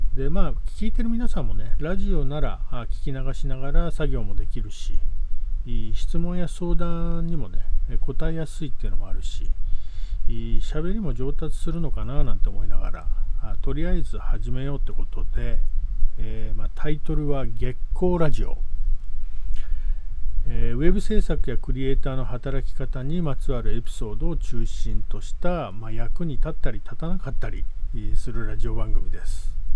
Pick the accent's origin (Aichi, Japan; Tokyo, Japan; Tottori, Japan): Tokyo, Japan; now in Yuge Island, Ehime, Japan; 1970年江戸下町さん、え深川っていうエリアでね生まれ育ったチャキチャキの江戸っ子